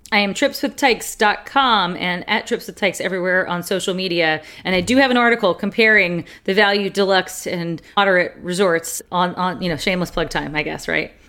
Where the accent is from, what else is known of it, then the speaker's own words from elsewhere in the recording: the South, United States; We're from the South